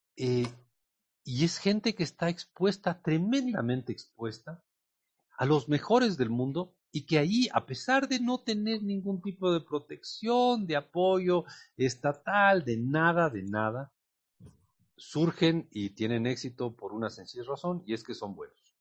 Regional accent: Ecuador; nuestros compatriotas

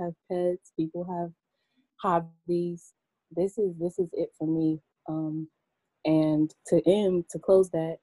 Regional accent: Cleveland, Ohio, United States; moved away as an adult; now in Maryland, United States; I'm from Cleveland. About 4 years ago, I moved to Maryland

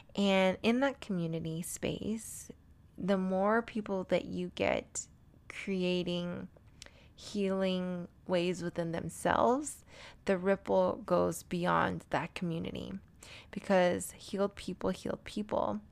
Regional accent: San Diego, California, United States; also born or lived in Albuquerque, New Mexico; now in Denver, United States; I grew up in San Diego, California

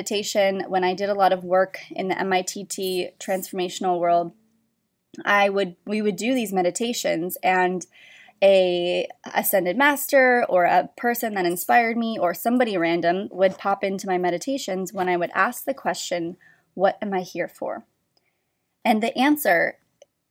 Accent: Orange County, California, United States; moved away; I was from Orange County

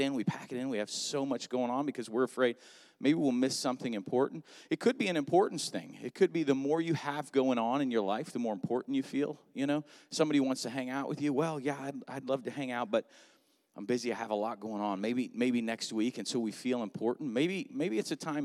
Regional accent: South Florida, United States; also born or lived in Atlanta, Georgia; now in Melbourne, United States; I actually grew up in South Florida

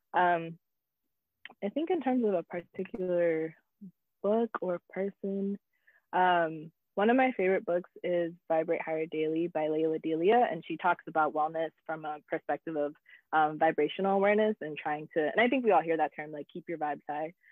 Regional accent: United States; also born or lived in South Africa; I was still American. So there was like a privilege with being American and being abroad in an African country

